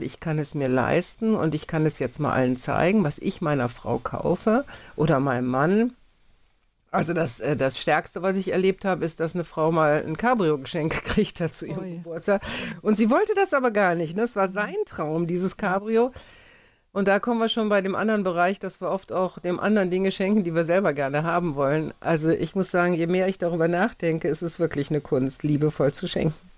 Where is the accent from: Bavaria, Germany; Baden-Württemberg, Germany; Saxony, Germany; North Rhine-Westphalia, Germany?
North Rhine-Westphalia, Germany; Jülich; meinen Heimatort Jülich